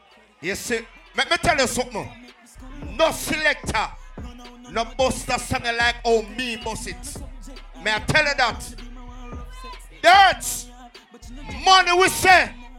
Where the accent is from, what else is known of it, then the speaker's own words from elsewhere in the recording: Clarendon Parish, Jamaica; I'm from Clarendon